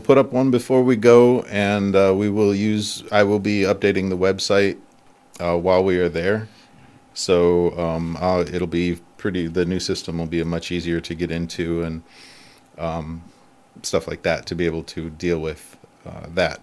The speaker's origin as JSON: {"language": "English", "area": "near Ann Arbor", "region": "Michigan", "country": "United States", "tie": "born or raised there", "also_born_or_lived": "San Francisco", "moved": "yes", "lives_now": "Japan", "said": "I grew up near Ann Arbor."}